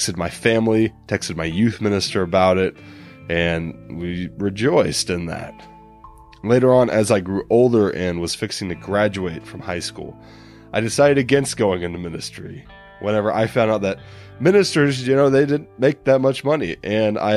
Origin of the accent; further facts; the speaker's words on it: the Bible Belt, United States; growing up in the Bible Belt